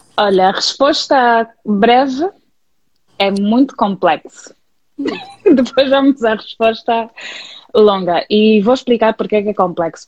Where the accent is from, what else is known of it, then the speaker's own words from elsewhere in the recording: Luanda, Luanda Province, Angola; sou natural de Luanda e vivo aqui desde que nasci.